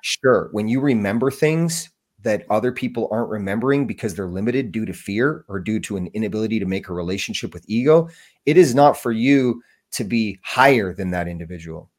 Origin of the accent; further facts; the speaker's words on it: Canada; I'm from Canada